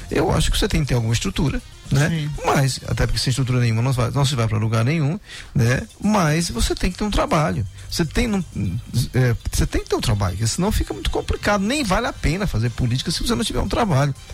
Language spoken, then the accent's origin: Portuguese; Viana, Brazil; Eu sou de Viana.